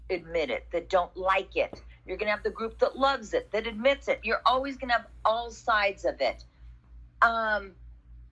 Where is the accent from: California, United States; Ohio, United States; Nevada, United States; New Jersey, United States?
California, United States; Los Angeles; I grew up in Los Angeles